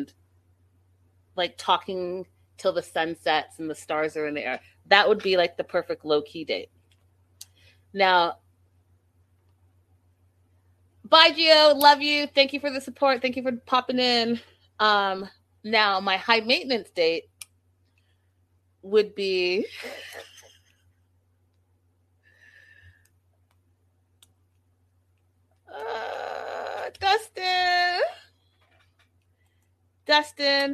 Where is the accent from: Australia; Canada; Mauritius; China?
Canada; I'm Canadian